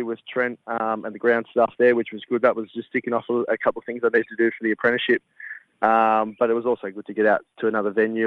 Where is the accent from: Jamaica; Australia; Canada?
Australia; Western Victoria; moved away as an adult; now in South Australia, Australia; I grew up in Western Victoria as a groundsman